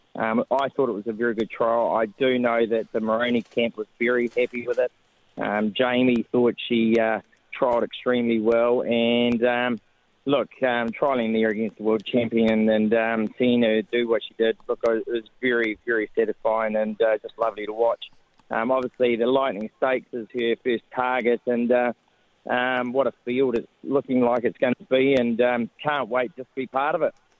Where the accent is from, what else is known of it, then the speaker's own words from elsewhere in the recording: New Zealand; being a Kiwi